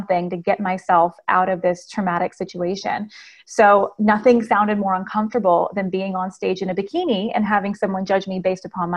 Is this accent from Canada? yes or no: no; Las Vegas, Nevada, United States; now in Nashville, United States; I am originally from Las Vegas, Nevada. I now live in Nashville, Tennessee.